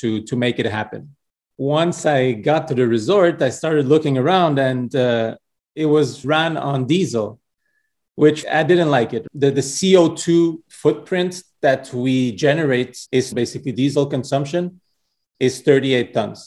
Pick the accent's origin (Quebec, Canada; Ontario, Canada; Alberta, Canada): Quebec, Canada; Montreal; I was born and raised in Montreal from Portuguese parents